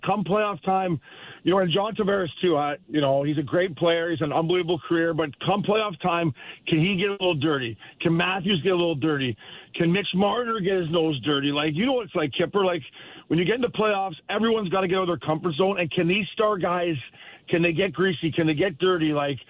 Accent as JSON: {"language": "English", "town": "Port Hope", "region": "Ontario", "country": "Canada", "said": "I'm from Port Hope, Ontario."}